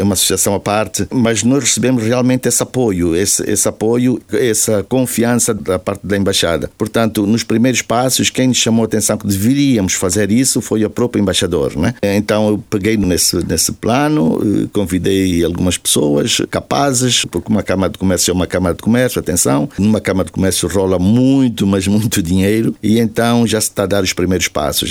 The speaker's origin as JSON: {"language": "Portuguese", "country": "Angola", "tie": "born or raised there", "moved": "as an adult", "said": "eu tenho saudades da minha terra. Afinal de contas, foi lá que eu nasci, foi lá que eu cresci"}